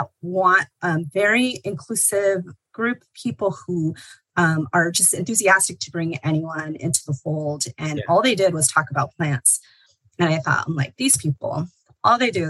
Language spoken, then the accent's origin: English; Los Angeles County, Southern California, United States; I was born and raised in Southern California. I grew up in Los Angeles County